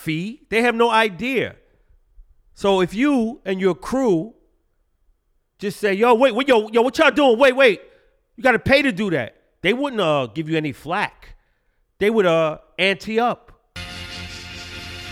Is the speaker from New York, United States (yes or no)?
yes; New York City, New York, United States; growing up in Brooklyn